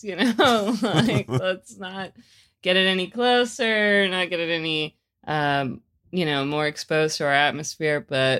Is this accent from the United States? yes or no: yes; North Carolina, United States; I always knew I didn't want to stay in North Carolina, though. I never really felt like I fit in like the the rural small town life.